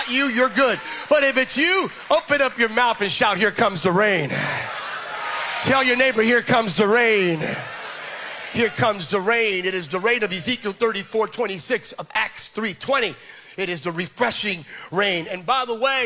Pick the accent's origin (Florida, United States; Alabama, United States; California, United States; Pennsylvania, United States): Pennsylvania, United States; Bethlehem; now in Sacramento, United States; I'm from Bethlehem, Pennsylvania, originally.